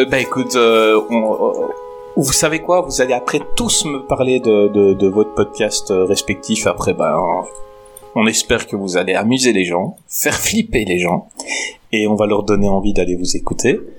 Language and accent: French; Belgium; Ah moi en Belgique on n'a pas encore inventé le métro, on se déplace à cheval.